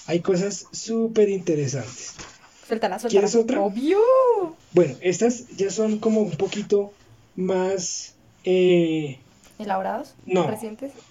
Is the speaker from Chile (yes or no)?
no; Bogotá, Colombia; Como tú sabes, pues yo soy de aquí de Bogotá.